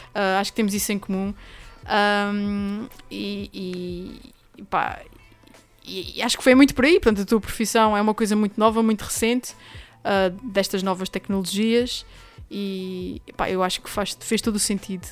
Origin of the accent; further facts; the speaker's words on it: Angra do Heroísmo, Azores, Portugal; moved away as an adult; na linda e histórica cidade de Angra do Heroísmo, que é também a minha terra, onde eu nasci e vivi até aos meus 18 anos